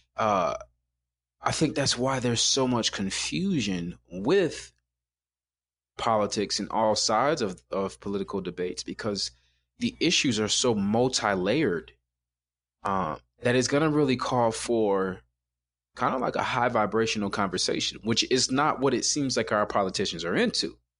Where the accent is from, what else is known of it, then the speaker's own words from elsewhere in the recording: Chicago, Illinois, United States; I'm from Chicago. So black guys from Chicago